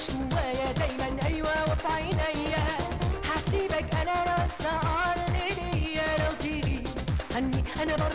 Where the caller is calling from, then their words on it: United States; الحمد لله تمام انا … من امريكا